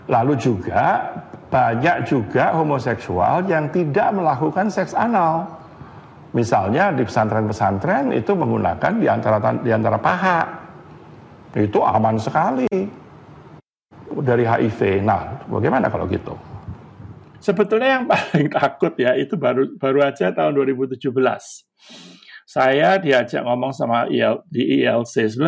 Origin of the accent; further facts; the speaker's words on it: Surabaya, East Java, Indonesia; Ngapain aku orang Surabaya dilaporin di Serang?